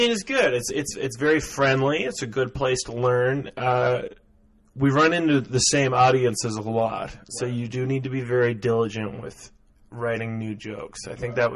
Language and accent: English; Gander, Newfoundland and Labrador, Canada; now in St. John's, Canada; I live in St. John's. I was born in Gander.